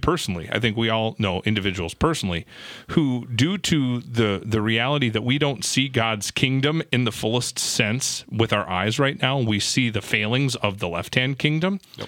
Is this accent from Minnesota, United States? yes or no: yes; Minnesota, United States; I'm from Minnesota